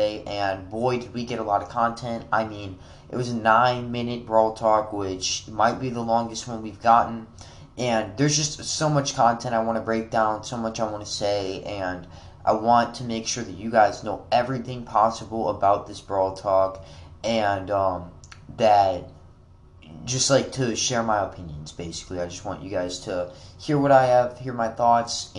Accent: Wisconsin, United States; now in Kentucky, United States; I was born in Wisconsin

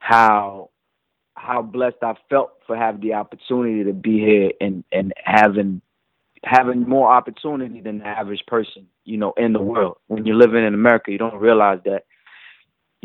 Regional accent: D.C., Maryland area, United States; also born or lived in Paris, France / Comoros; when I was in the D.C., Maryland area growing up

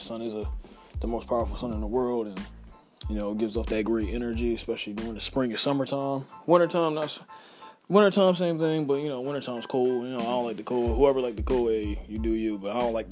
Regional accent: Philadelphia, Pennsylvania, United States; I was raised in the Philadelphia area, repping at 215

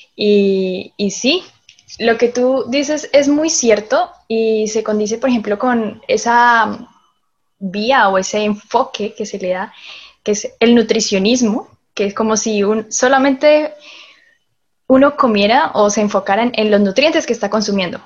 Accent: Colombia; moved away as an adult; now in Chile; yo soy colombiana, vivo aquí en Chile ya hace seis años

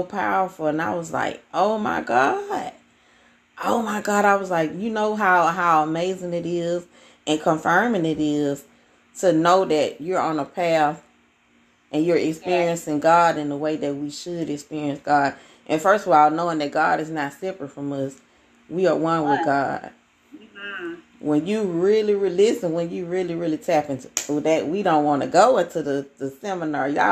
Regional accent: Alabama, United States; accent: country; I'm from Alabama

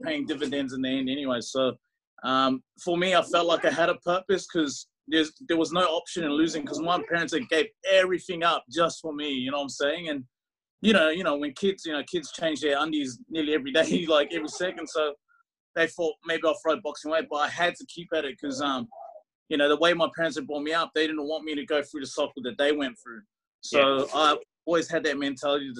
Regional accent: New Zealand; moved away; So I'm from New Zealand with Tongan heritage.

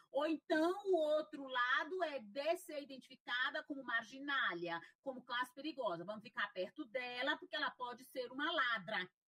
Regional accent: interior of Piauí, Brazil; moved away as an adult; now in Fortaleza, Brazil; eu sou filha de uma família negra, né? De uma família negra e trabalhadora do interior do, do Piauí

